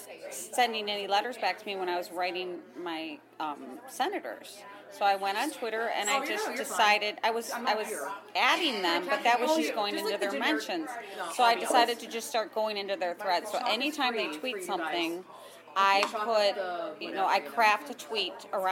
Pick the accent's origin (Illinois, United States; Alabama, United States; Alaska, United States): Illinois, United States; Chicago; I'm from Chicago, and I came to D.C. to protect the rights of women and girls.